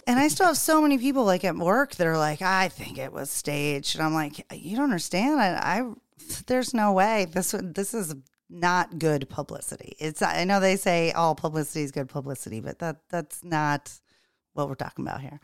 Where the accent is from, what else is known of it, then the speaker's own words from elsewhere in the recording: the South, United States; now in Charleston, United States; growing up in the South and being back in the South